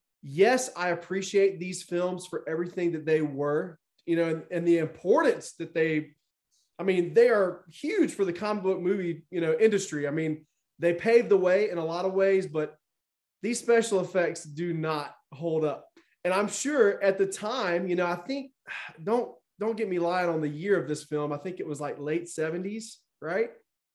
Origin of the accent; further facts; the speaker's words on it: Mississippi, United States; moved away as an adult; now in Oregon, United States; I'm actually not where I'm from Mississippi, but I'm currently working, I travel for work. So I'm in Oregon right now